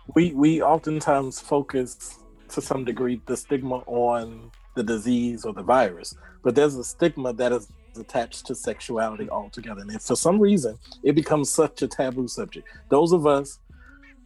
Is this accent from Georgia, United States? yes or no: yes; Atlanta, Georgia, United States; I'm from Atlanta.